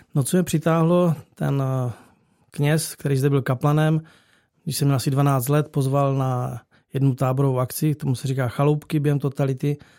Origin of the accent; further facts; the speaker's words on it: Czechia; moved away as an adult; now in Bulgaria; tři jsme z Čech